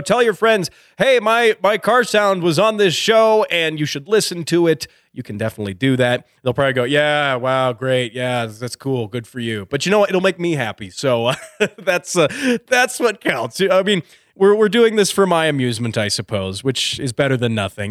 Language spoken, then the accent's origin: English; Colorado, United States; a town here in Colorado, in my home state